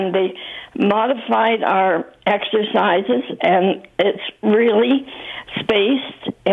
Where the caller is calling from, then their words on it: Mississauga, Ontario, Canada; I'm calling from Viva Mississauga, and I feel extremely fortunate to be here.